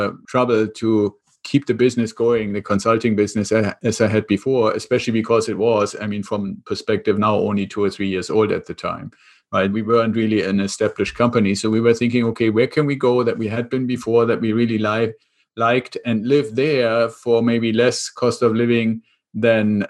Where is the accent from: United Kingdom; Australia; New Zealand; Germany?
Germany; accent: German; English is a second language; moved away as an adult; now in United States; I'm originally from Germany, which is where the accent comes from. And I came over to the US about 25 years ago with the Air Force.